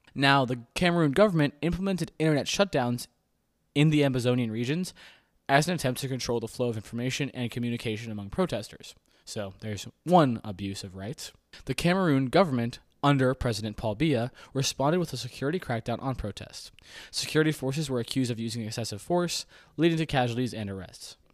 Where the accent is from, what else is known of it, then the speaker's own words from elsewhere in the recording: United States; I'm an American.